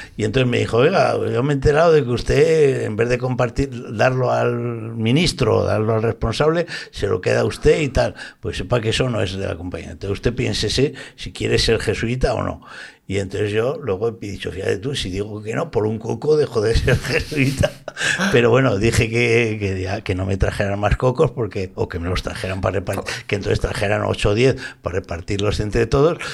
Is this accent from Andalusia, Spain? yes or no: no; Zaragoza, Aragon, Spain; now in Valencia, Spain